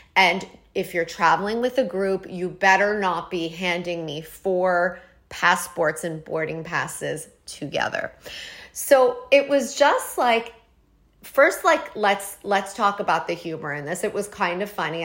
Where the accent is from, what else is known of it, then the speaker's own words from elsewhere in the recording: Toronto, Ontario, Canada; moved away as an adult; now in New York, United States; I'm from Toronto. I grew up there, got married, and left when I was twenty-four